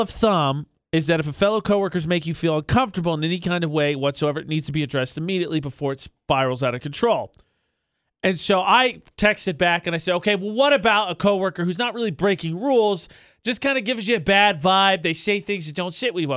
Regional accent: Lafayette, United States; moved away; my hometown of Lafayette

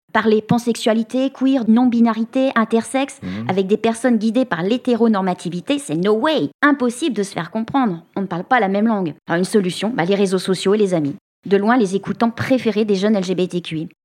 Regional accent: France; Chez nous, en France

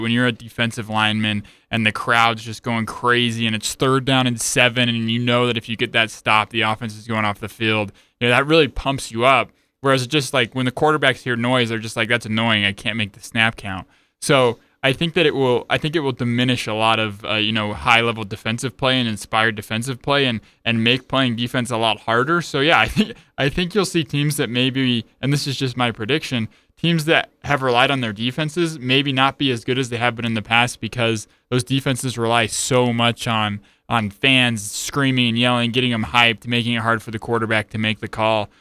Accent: Utah, United States; I grew up in Utah

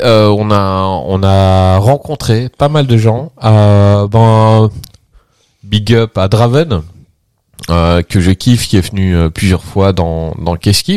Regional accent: Belgium; je suis belge

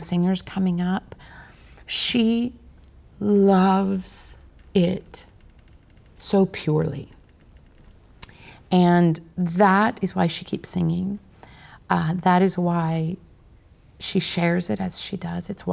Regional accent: Kansas, United States; my fellow Kansan

